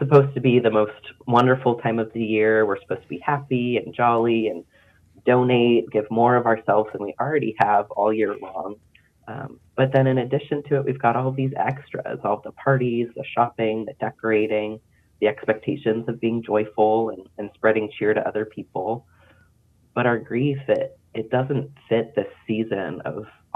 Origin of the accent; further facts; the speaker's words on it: Pennsylvania, United States; moved away as an adult; now in North Carolina, United States; I grew up in Pennsylvania, so I grew to become pretty ambivalent about the snow and the frigid temps